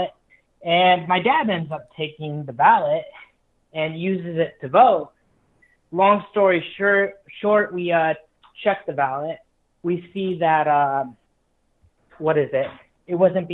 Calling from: Los Angeles, California, United States; I'm calling from Los Angeles, Liberalfornia.

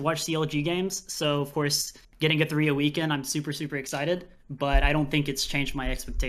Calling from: South Korea; I'm calling from Korea.

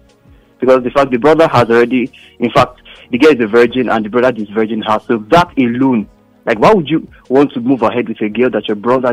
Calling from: Ogun State, Nigeria; I'm calling from Ogun State.

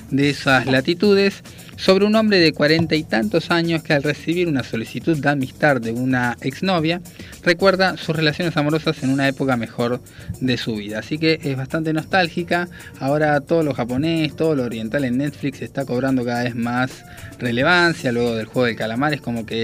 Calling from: Vicente López, Buenos Aires Province, Argentina; de Vicente López, como siempre escuchándolos, buen programa.

